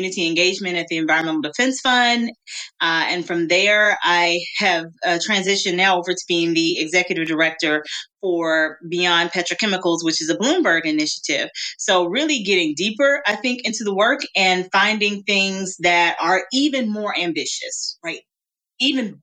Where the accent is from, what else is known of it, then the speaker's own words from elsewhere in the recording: Greenville, Mississippi, United States; I'm from the Mississippi Delta. I'm a Southern girl. I was born and raised in Greenville, Mississippi